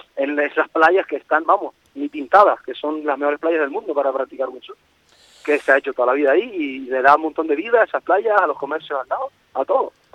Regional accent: Fuerteventura, Canary Islands, Spain; como buen majorero

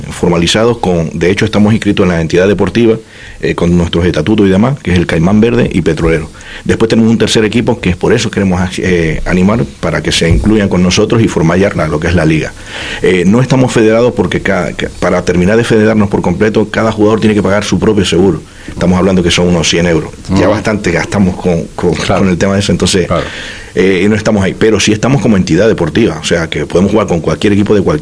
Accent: Venezuela; Yo soy hijo de, españoles, pero soy venezolano.

